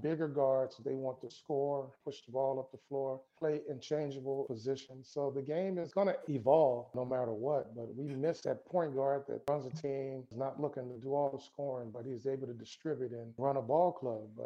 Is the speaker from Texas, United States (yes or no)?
no; California, United States; I grew up in California